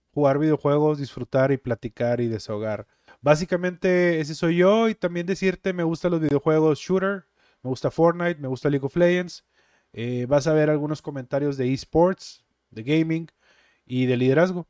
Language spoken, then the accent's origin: Spanish; Monterrey, Nuevo León, Mexico; also born or lived in Guadalupe, Nuevo León; Originario de Monterrey, Nuevo León